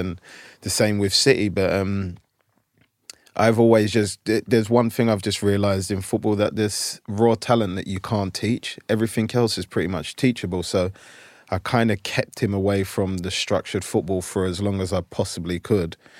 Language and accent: English; London, United Kingdom; moved away as an adult; now in United States; where we lived in South London in a place called Brockley